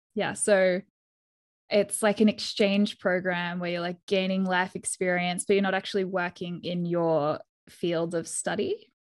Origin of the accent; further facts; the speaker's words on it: Perth, Western Australia, Australia; also born or lived in Jackson, Wyoming; I'm from Perth in Western Australia